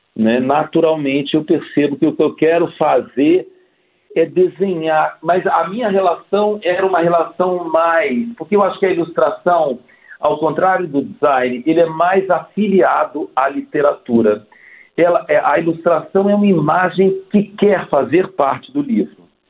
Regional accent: Brasília, Federal District, Brazil; moved away as an adult; also born or lived in Rio de Janeiro; eu saí de Brasília né, para fazer essa faculdade

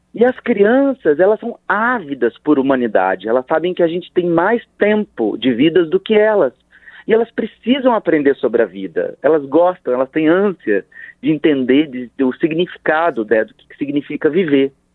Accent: Rio de Janeiro, Brazil; Nós somos do Rio de Janeiro

